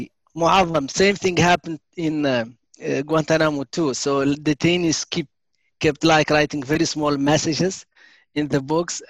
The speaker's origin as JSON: {"language": "English", "country": "Mauritania", "tie": "born or raised there", "also_born_or_lived": "Germany", "moved": "as an adult", "said": "I am from Mauritania. I was born in Mauritania in the south, 1970"}